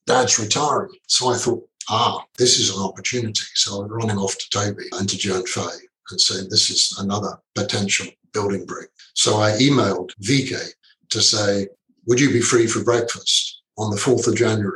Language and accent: English; London, United Kingdom; moved away as an adult; now in Singapore; I'm a clerk from London